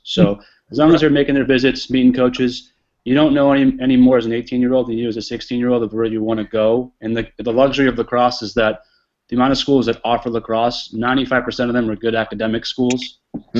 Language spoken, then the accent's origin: English; New England, United States; moved away; I grew up in New England